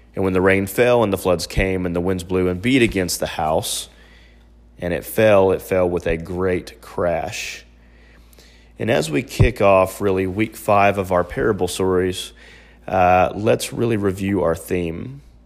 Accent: Oklahoma City, Oklahoma, United States; my hometown is Oklahoma City, uh, right in the heart of Tornado Alley.

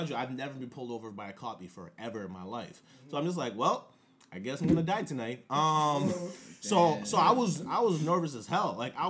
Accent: Nigeria; now in United States; especially being like an immigrant to this country, I was born and raised in Nigeria. I came here after 9/11.

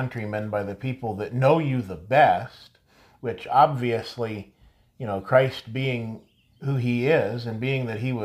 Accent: Barberton, Ohio, United States; growing up in Barberton

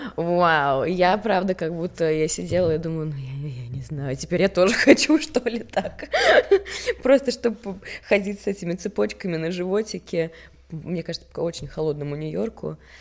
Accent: Stockholm, Stockholm County, Sweden; moved away as an adult; also born or lived in Russia / Paris, France; now in Moscow, Russia; я родилась в Стокгольме. Угу. И я училась в России четыре начальных класса, и потом мы переехали обратно с мамой и сестрой

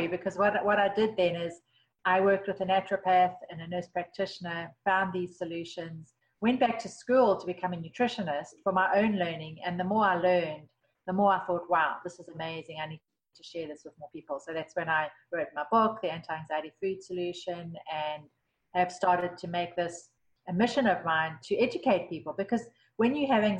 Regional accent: South Africa; moved away; I grew up in South Africa

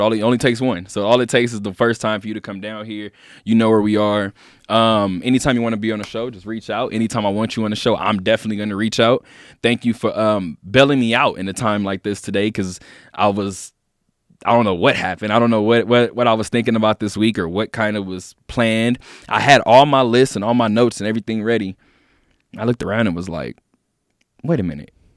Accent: Inglewood, California, United States; now in Las Vegas, United States; as a person from Inglewood, California

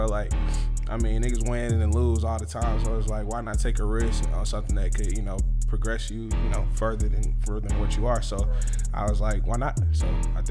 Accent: Decatur, Georgia, United States; also born or lived in Atlanta, Georgia; I was actually born at Crawford Long Hospital, Atlanta, Georgia, till 96. We moved from Atlanta to Decatur

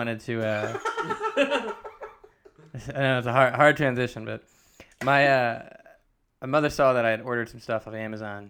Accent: the South, United States; moved away; also born or lived in Virgin Islands; I grew up in the South.

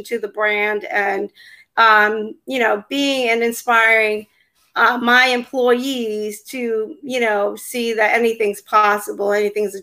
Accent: New Jersey, United States; I'm from New Jersey

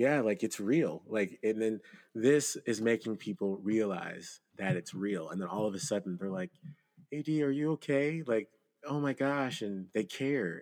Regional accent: Nigeria; I'm not a descendant of slaves. And so I, I am Nigerian.

